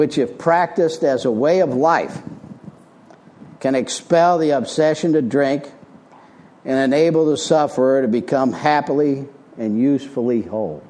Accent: Springfield, Illinois, United States; moved away as an adult; also born or lived in Arizona; now in Florida, United States; I'm from Illinois originally. I was born in Springfield, Illinois in 1952

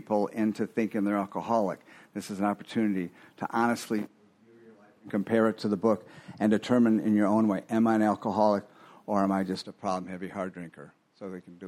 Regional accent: Fort Lauderdale, Florida, United States; I grew up in Fort Lauderdale, 85

